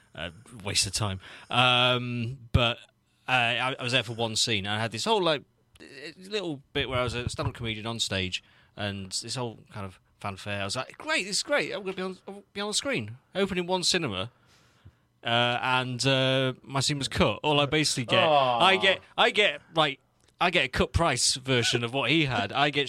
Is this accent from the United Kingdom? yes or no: yes; Lincoln, East Midlands, United Kingdom; I'm from Lincoln.